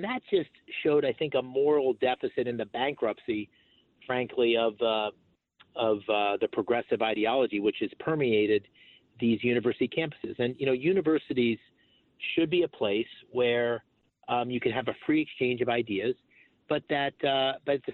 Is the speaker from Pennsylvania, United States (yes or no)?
yes; Bloomsburg, Pennsylvania, United States; where I grew up in Bloomsburg, Pennsylvania